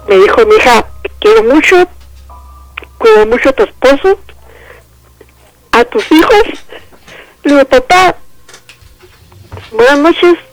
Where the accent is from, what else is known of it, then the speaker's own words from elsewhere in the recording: the North, northern Mexico, Mexico; yo soy norteña